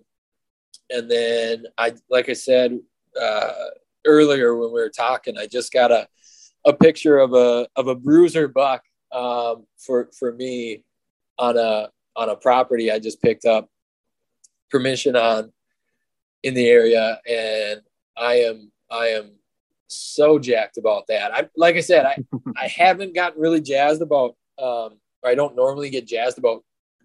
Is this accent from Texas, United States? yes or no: no; Northern Minnesota, United States; growing up in Northern Minnesota